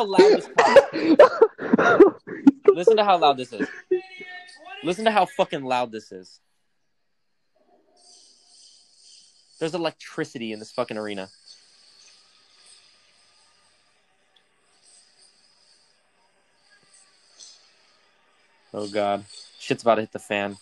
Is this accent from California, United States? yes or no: yes; San Diego, California, United States; I'm from San Diego.